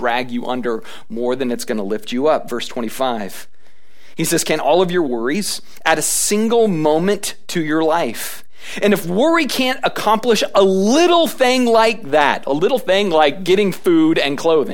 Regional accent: United States

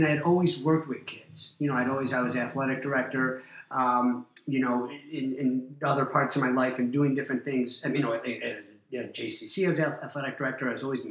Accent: Glenview, Illinois, United States; Grew up in Glenview

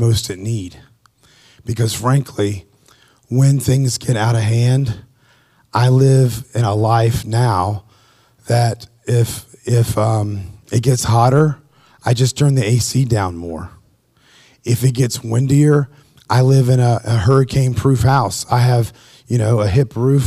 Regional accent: Appalachian Mountains, United States; I grew up in the Appalachia Mountains

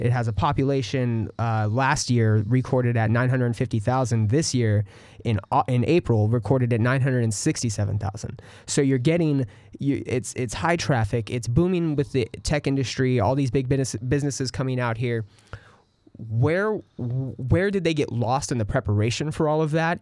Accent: California, United States; now in Austin, United States; I am from California

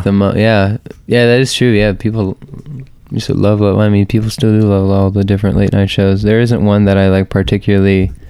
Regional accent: Wahoo, Nebraska, United States; moved away as an adult; also born or lived in Lincoln, Nebraska; now in Austin, United States; I grew up in this little town called Wahoo, Nebraska. And then I moved to Lincoln when I was 18. There's like a couple of thousand people that live in Wahoo.

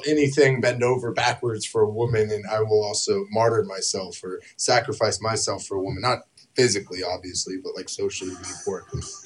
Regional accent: California, United States; moved away; also born or lived in Idaho; I'm from California originally

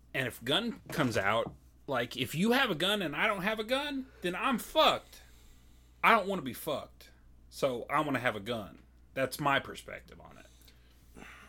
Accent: Kansas, United States; I'm from Kansas, K U K State, big time rivalry

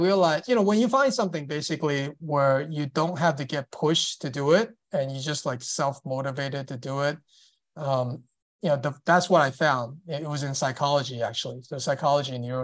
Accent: Los Angeles, California, United States; I grew up in Los Angeles

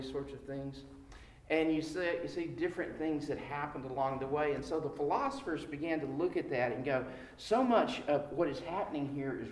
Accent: the South, United States; all of us growing up in America, in the South, we have the Bible Belt

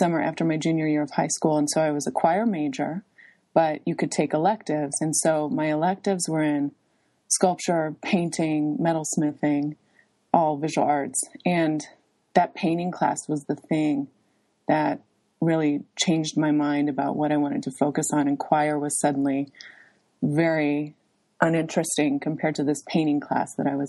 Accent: Ohio, United States; moved away as an adult; also born or lived in Alaska / New York; now in Lincoln, United States; I grew up in Ohio from age six until I left for college at 18, and it was a small town

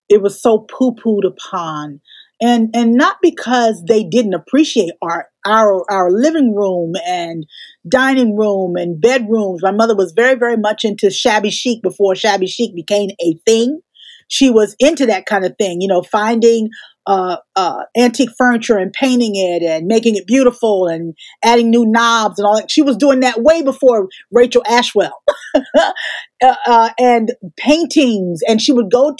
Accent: Newark, New Jersey, United States; I grew up in Newark, New Jersey. So I'm a brick city girl

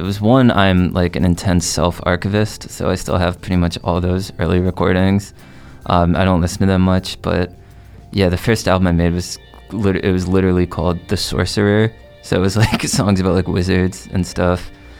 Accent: New Jersey, United States; I'm from Jersey.

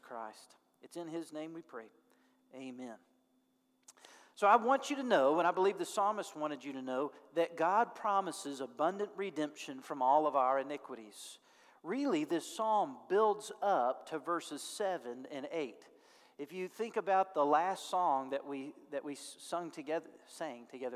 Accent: North Little Rock, Arkansas, United States; Service Merchandise store in North Little Rock where I grew up

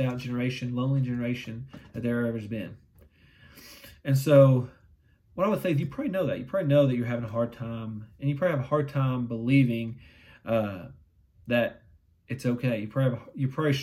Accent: London, Kentucky, United States; I grew up in London, Kentucky. A very small town in Eastern Kentucky.

